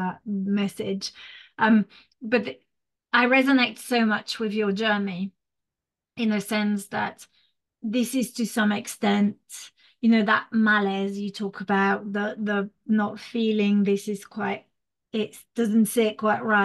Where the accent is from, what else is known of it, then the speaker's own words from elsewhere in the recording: France; English is a second language; moved away; I grew up in France.